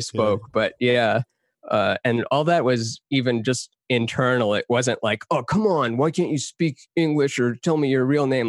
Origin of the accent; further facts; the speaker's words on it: Texas, United States; moved away; also born or lived in Canada; I grew up half in Texas, half in Canada. My parents are from Iran.